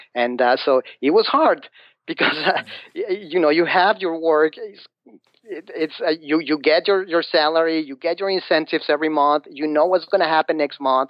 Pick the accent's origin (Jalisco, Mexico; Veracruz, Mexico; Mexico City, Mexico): Mexico City, Mexico; English is a second language; moved away as an adult; now in United States; I'm from Mexico, from Mexico City.